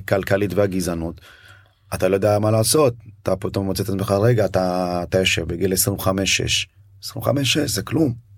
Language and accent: Hebrew; Ashdod, Southern District, Israel; also born or lived in Addis Ababa, Ethiopia / Beersheba, Israel; לארץ עלינו למרכז קליטה בבאר שבע, כן, שם בעצם היינו באולפן. אה, כל העניין של השפה לימודי שפה כל הדברים האלה. לאחר שנתיים חזרנו אה, לגור ב... עברנו לגור באשדוד